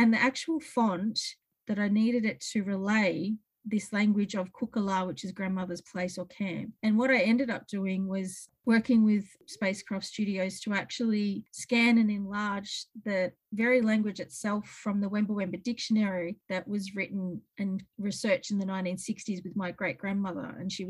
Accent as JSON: {"language": "English", "region": "Victoria", "country": "Australia", "said": "So that's why I say I'm from Moonakulla Mission and Framlingham Mission, because that's the roots of our people's survival in those spaces."}